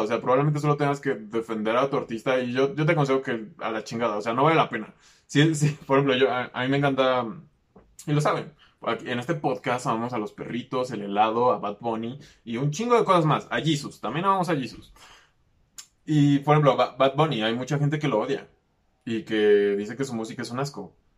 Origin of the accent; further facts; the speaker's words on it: Mexico; que soy aquí de México